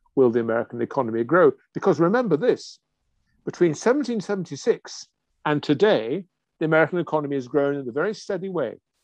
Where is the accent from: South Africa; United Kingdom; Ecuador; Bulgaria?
United Kingdom; England; I'm English